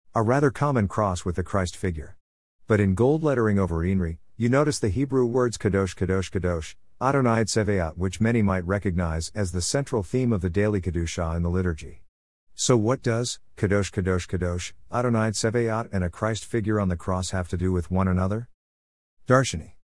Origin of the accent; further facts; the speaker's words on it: United States; we as American Jews